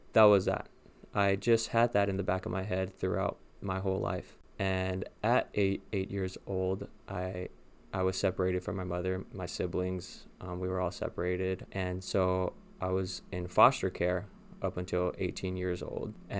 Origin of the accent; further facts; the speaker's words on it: Los Angeles, California, United States; moved away as an adult; now in West Lafayette, United States; I am from Los Angeles, Southern California, born and raised. I lived all my life there, all 27 years, until I transferred